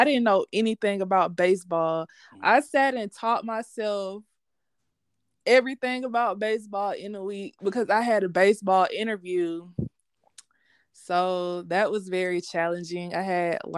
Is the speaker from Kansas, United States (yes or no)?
no; Columbus, Georgia, United States; I am from Columbus, Georgia, born and raised here